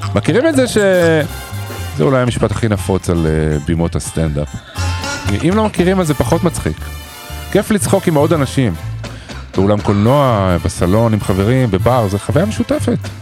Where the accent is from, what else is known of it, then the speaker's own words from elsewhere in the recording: Israel; אנחנו ישראלים